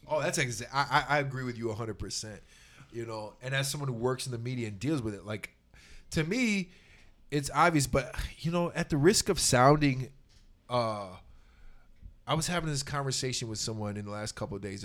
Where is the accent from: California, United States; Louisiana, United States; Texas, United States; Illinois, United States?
Texas, United States; I was raised in Texas by my Irish Catholic mother